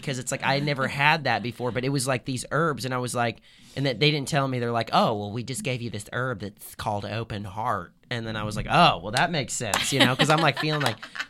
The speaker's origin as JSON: {"language": "English", "region": "Southern Illinois", "country": "United States", "moved": "yes", "said": "I'm from Southern Illinois. So like 6 hours south of Chicago."}